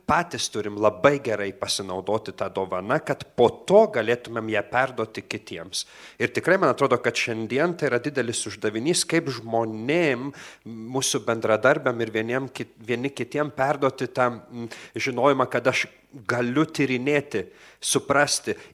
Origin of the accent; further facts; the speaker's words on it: Klaipėda, Klaipėda County, Lithuania; Aš iš kur ateinu? Iš Klaipėdos. Ir, ir ten parapija labai nuostabi ir veikli parapija buvo. Sakyčiau, mes visą laiką didžiuodavomės tokia jaunimas, kuris ten augome, o aš esu iš Klaipėdos Švento Juozapo darbininko parapijos.